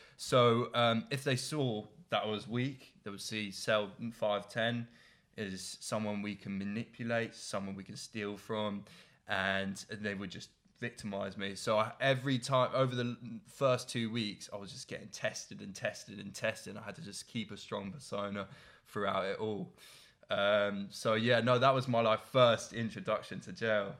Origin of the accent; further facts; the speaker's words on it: Oxfordshire, South East England, United Kingdom; I'm from Oxon.